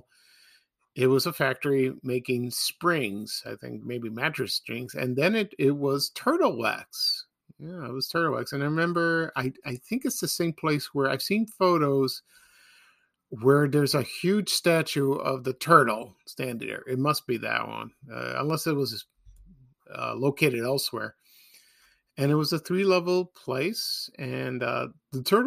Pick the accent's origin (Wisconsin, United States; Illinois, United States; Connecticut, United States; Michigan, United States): Illinois, United States; Oak Lawn; I'm from Oak Lawn